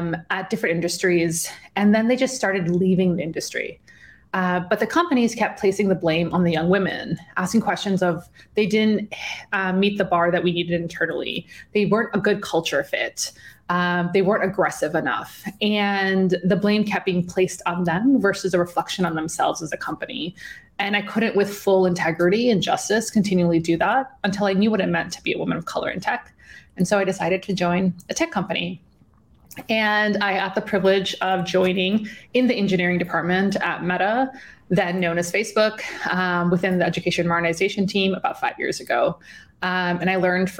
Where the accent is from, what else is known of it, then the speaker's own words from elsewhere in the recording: on the border of Illinois and Wisconsin, small town in the Midwest, United States; I'm from a small town in the Midwest, on the border of Illinois and Wisconsin